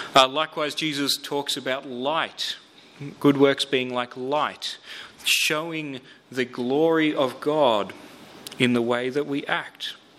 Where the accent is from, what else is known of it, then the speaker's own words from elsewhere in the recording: Melbourne, Victoria, Australia; I grew up in Melbourne.